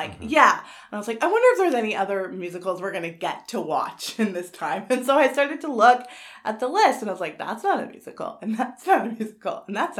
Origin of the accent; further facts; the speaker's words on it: Canada; I'm Canadian.